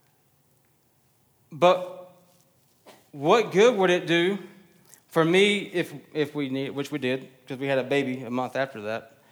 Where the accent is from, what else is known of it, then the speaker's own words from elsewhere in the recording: Texas, United States; I'm Texan